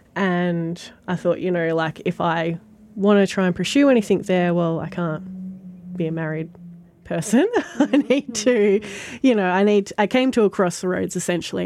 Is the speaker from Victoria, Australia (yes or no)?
yes; Sale, Victoria, Australia; now in Maffra, Australia; Born in Sale, grew up in Sale, lived here my whole life until about 12 months ago